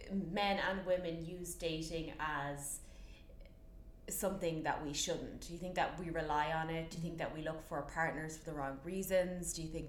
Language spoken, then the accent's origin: English; Ireland; moved away as an adult; now in New York, United States; I've been here 3 years. No, I mean, look, when I left Ireland, I was too young